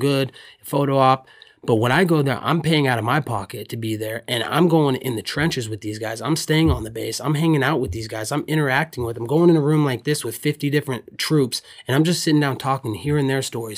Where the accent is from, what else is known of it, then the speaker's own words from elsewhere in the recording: Oregon, United States; I grew up in Oregon